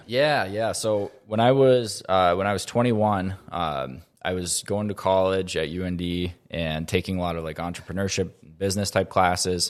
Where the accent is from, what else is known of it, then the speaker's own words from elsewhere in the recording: Grand Forks, North Dakota, United States; I grew up here in Grand Forks, born and raised.